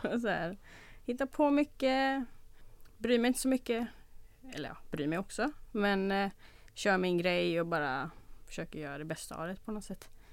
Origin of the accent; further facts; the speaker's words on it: Olofstorp, Västra Götaland, Sweden; Jag växte upp eh, lite utanför Göteborg I en, ett litet ställe som heter Olofstorp